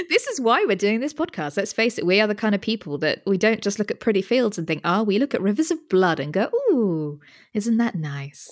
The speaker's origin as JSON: {"language": "English", "country": "United Kingdom", "said": "as a Brit"}